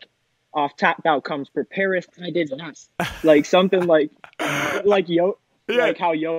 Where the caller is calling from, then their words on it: Michigan, United States; But I'm tapping in from Michigan, dude.